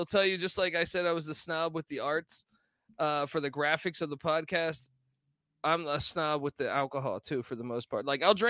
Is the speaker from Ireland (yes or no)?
yes; Ireland; but I'm an Irish guy, so I pretty much drink everything.